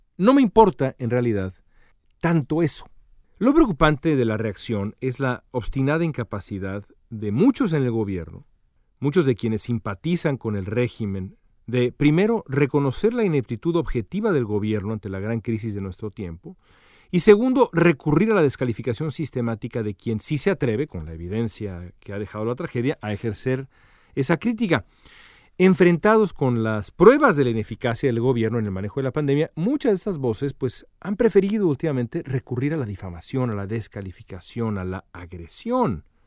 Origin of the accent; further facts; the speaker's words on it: Mexico; Yo como mexicano